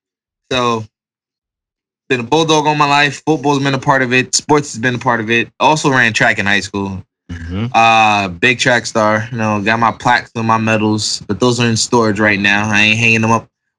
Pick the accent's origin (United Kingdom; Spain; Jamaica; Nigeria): Jamaica; All right, so being in Jamaican, all right. You know, my household was strict.